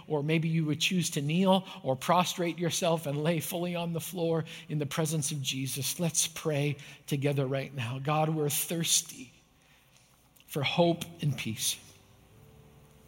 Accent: Canada; I grew up in Canada

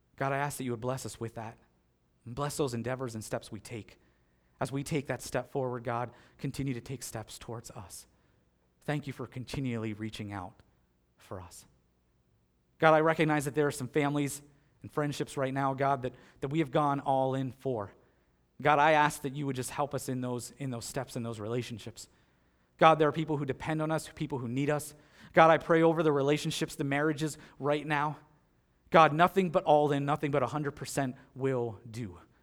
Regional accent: Pennsylvania, United States; moved away as an adult; now in North Collins, United States; I grew up in Pennsylvania.

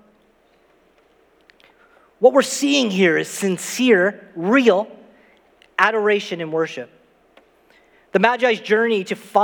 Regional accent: Saint John, New Brunswick, Canada; where I grew up in St. John, New Brunswick, I never left my street until I was 16 years old

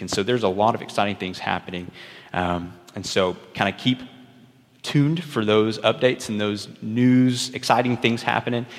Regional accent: Early, Texas, United States; also born or lived in Stephenville, Texas; my wife and I both grew up in Early Texas

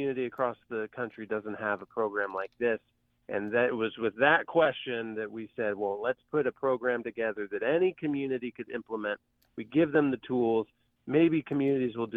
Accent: Van Wert, Ohio, United States; my hometown of the small town, Van Wert, Ohio

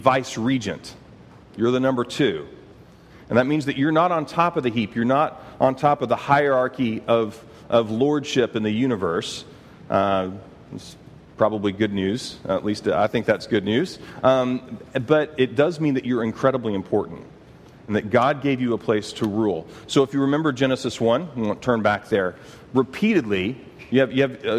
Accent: Texas, United States; I'm from Texas, so we think that we're important

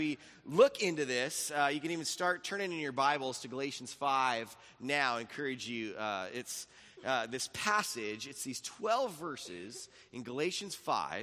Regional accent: Laguna Beach, California, United States; we lived in this house in Laguna Beach. But I lived in Laguna Beach, and then we moved from Laguna Beach to Capo Beach

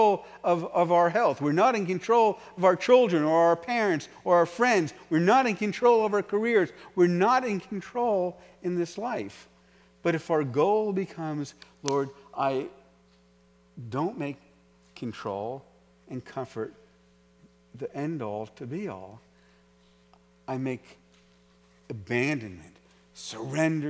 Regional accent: New York City, New York, United States; I was from New York City

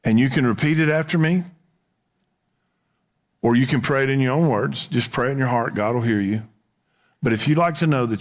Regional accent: Texas, United States; we would say here in Texas

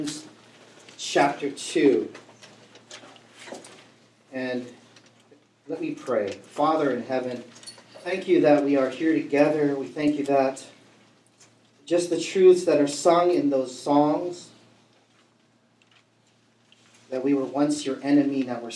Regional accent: Vallejo, California, United States; I grew up in Vallejo

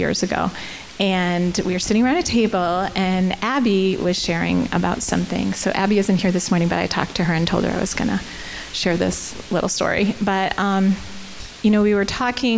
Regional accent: United States; moved away as an adult; also born or lived in Canada; I'm American

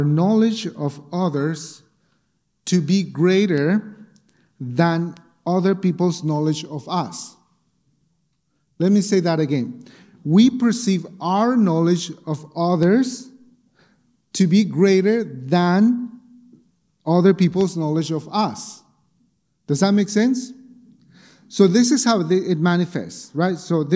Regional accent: Bolivia; moved away; when I was growing up in Bolivia

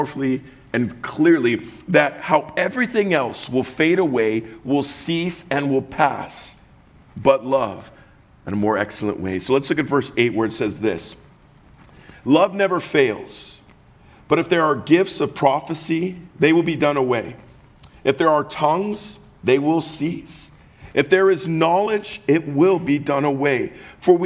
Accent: Southern California, United States; I'm from the South, Southern California

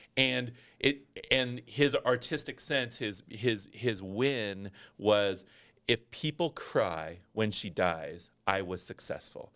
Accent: Northern California, United States; I grew up in Northern California

